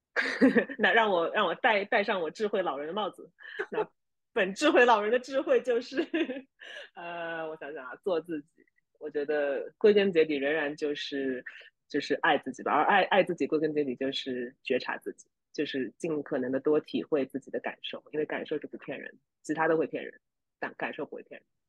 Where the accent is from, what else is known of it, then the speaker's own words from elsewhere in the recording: China; now in United States; 我们作为中国人听不懂美国